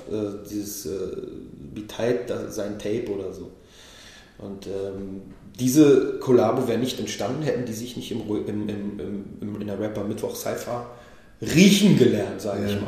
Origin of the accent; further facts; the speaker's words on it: Israel; now in Berlin, Germany; Ich bin selber, bin selber aus Israel hierher gekommen.